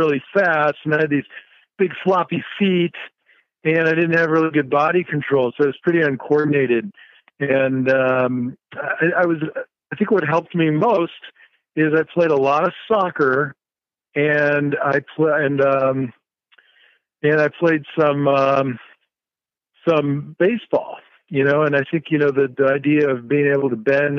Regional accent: Tucson, Arizona, United States; also born or lived in Minnesota; Growing up in Arizona back in the 70s

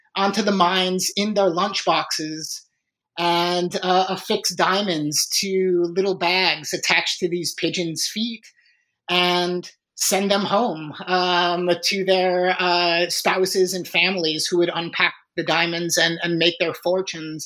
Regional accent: Chicago, Illinois, United States; I was born and raised in Chicago

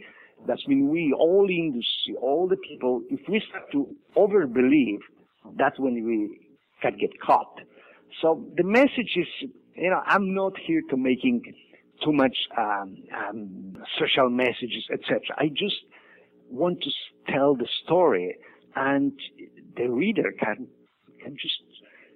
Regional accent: Poland; moved away as an adult; I was born in Poland.

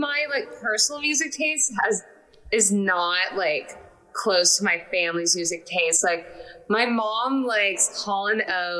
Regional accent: Los Angeles, California, United States; also born or lived in Salem, Massachusetts; I grew up in California. I was born in Salem, Massachusetts, randomly.

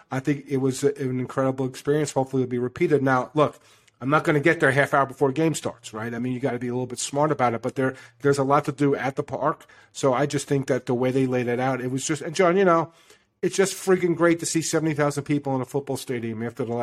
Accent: New York, United States; i don't know what the east side would be because I'm from New York

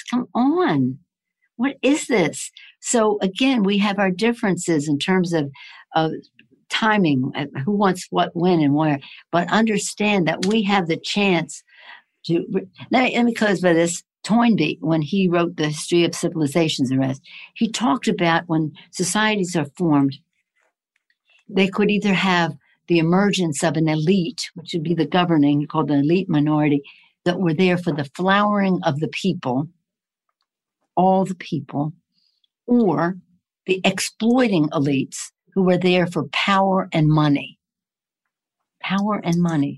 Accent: Maryland, United States; moved away; I'm from Maryland originally

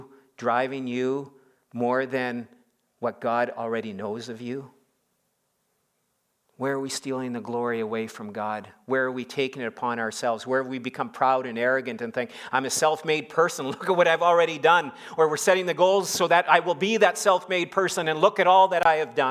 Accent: Saskatchewan, Canada; moved away; growing up in Saskatchewan

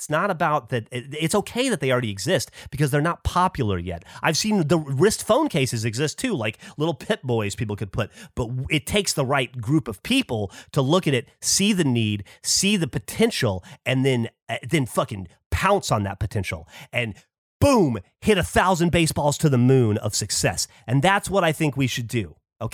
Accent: the South, United States; I am from the South

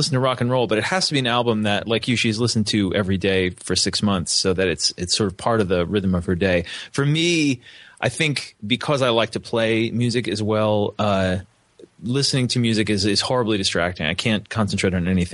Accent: New Jersey, United States; also born or lived in Missoula, Montana; now in Upstate New York, United States; I grew up in New Jersey, in a stable and intelligent family that encouraged my interests

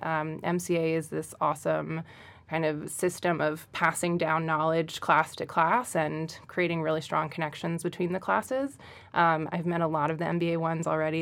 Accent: Central New Jersey, United States; moved away; I am originally from Central New Jersey.

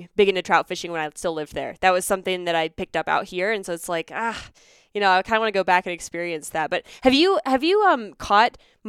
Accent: Pennsylvania, United States; now in Colorado, United States; Pennsylvania, because that's where I grew up

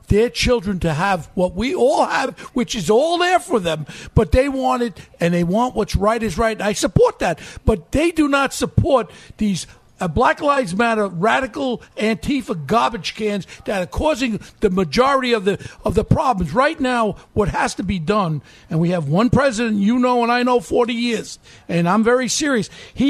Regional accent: New York, United States; I'm a New Yorker.

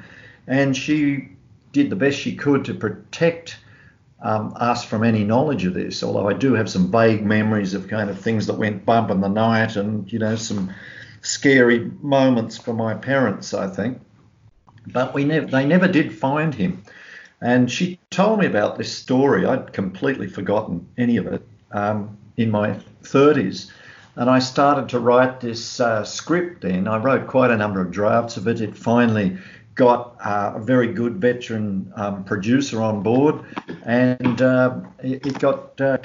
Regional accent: Tamworth, New South Wales, Australia; when we were kids growing up in South Tamworth

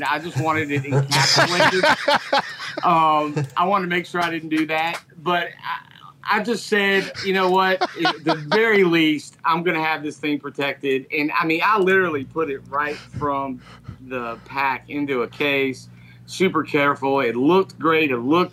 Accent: Lexington, Kentucky, United States; moved away as an adult; now in Raleigh, United States; I grew up in Lexington, but I live in Raleigh, and I'm moving back to Lexington

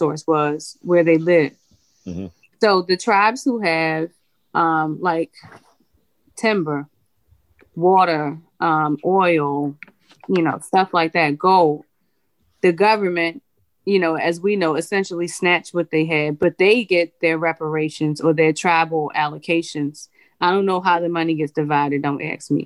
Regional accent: Baltimore, Maryland, United States; I'm from Baltimore City

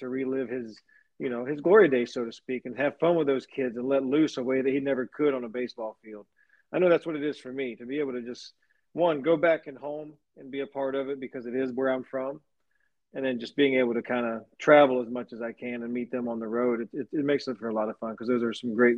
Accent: near Savannah, Georgia, United States; I'm from about 20 minutes away from Savannah. That's my hometown. Grew up going to Savannah

